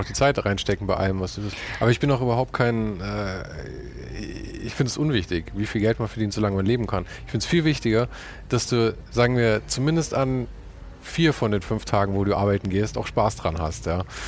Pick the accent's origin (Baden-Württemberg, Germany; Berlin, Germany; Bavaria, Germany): Bavaria, Germany; Munich; ich bin geborener Münchner